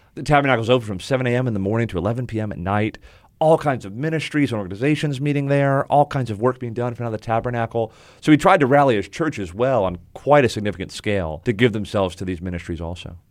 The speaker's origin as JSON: {"language": "English", "region": "South Florida", "country": "United States", "tie": "born or raised there", "moved": "yes", "lives_now": "Winston-Salem, United States", "said": "I grew up in South Florida"}